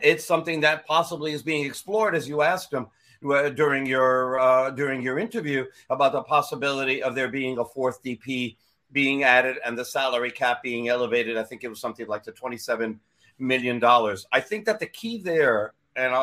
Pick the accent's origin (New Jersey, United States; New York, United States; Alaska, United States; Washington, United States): New York, United States; I'm a New Yorker